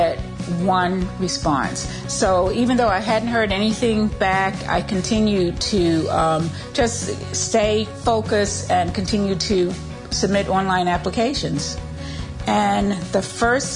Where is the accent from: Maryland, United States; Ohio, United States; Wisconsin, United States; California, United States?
Maryland, United States; Westminster; I'm from Westminster, Maryland.